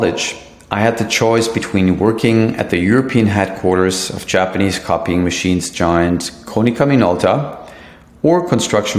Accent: Germany; moved away as an adult; now in Miami, United States; I'm originally from Germany, but now I call Miami my home

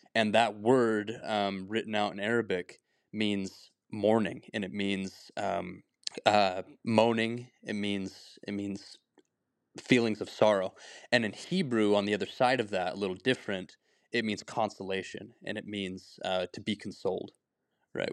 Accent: Heber City, Utah, United States; I'm from Heber City. I grew up there pretty much my whole life.

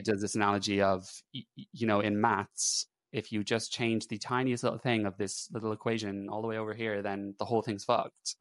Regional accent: Ireland; moved away as an adult; also born or lived in England; now in United Kingdom; I'm Irish

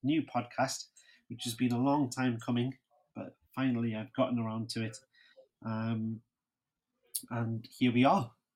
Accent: Newcastle upon Tyne, North East England, United Kingdom; I'm from Newcastle

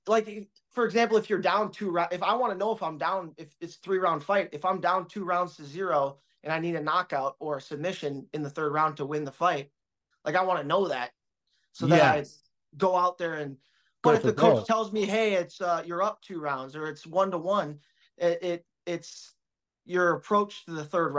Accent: Minnesota, United States; the difference is I came from Minnesota, so I know what cold is.

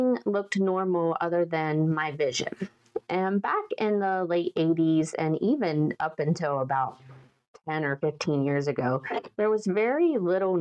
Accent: western Maryland, United States; also born or lived in eastern panhandle of West Virginia; now in West Virginia, United States; I grew up in Maryland, in western Maryland

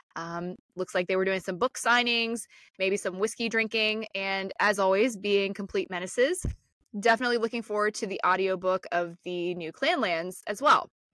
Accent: Northeast Ohio, United States; I'm from Northeast Ohio

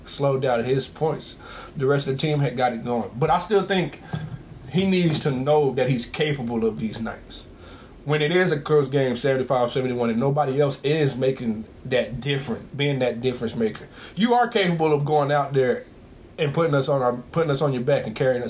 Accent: Carolina, United States; I'm from Carolina, so I'm a Carolina kid.

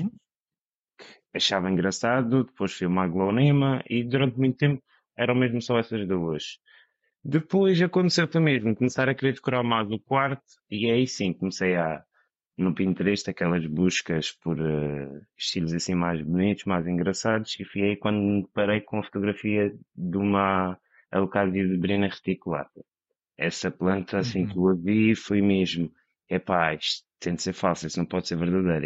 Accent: Madeira, Portugal; moved away; also born or lived in mainland Portugal; sou da Madeira

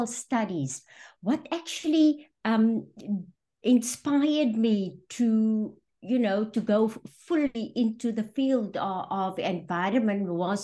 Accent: Johannesburg, Gauteng, South Africa; moved away; also born or lived in Western Cape; I was born in Johannesburg in a township called Fitas, and then moved to the outskirts in the west, a place called Nuclear, where I grew up and went

